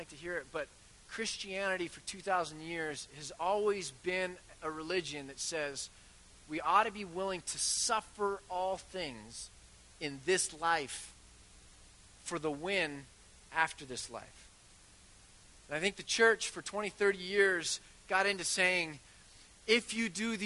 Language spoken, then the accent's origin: English; United States; I'm ridiculously American with my quick fixes. And we Americans